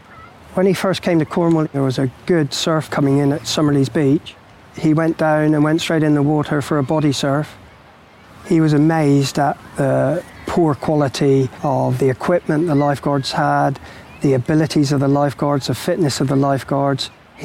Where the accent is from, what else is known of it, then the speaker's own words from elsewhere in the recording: Italy; English is a second language; No, we are both from Italy.